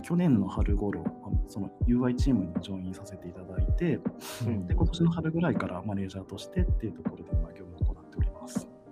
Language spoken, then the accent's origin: Japanese; Fukui, Japan; moved away as an adult; also born or lived in Tokyo; そうもともと生まれは福井県なんですけれど